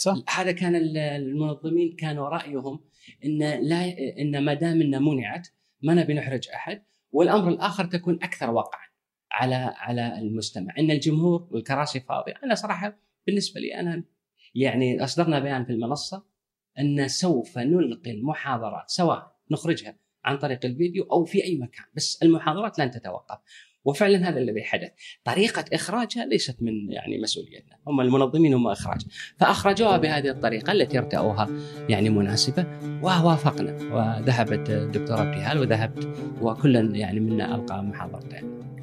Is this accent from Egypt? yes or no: no; Kuwait; انا ككويتي